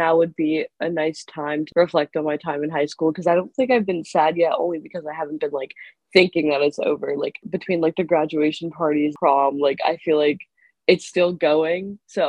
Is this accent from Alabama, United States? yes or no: no; New York City, New York, United States; as of yesterday, I've graduated from high school. I'm from Queens, New York